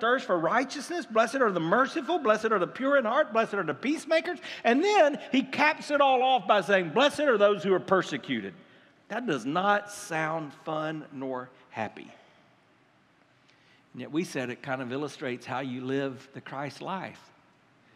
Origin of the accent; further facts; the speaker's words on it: United States; We're American.